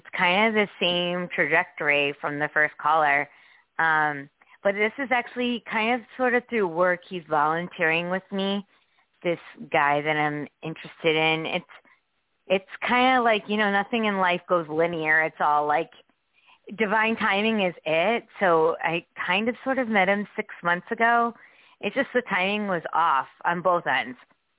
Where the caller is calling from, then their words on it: Connecticut, United States; from Connecticut.